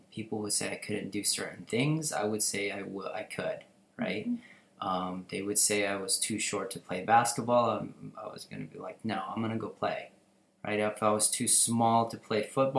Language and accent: English; Tucson, Arizona, United States; English is a second language; moved away as an adult; also born or lived in Philippines / California; now in Las Vegas, United States; I was born in the Philippines. I moved here when I was about 7. Right? I lived in California for a few months, and then I moved into Tucson, and I pretty much lived there my entire life